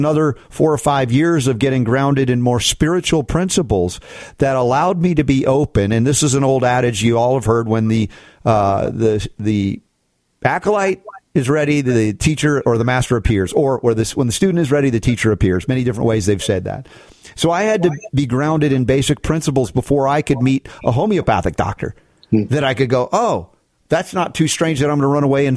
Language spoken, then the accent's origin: English; United States; growing up in America